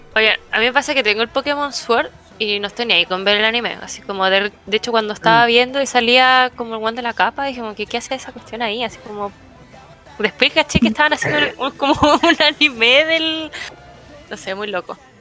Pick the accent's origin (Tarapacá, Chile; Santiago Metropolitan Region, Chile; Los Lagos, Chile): Tarapacá, Chile; Iquique; moved away; como soy de región, como soy de región, nunca, bueno, allá en Iquique, porque soy de Iquique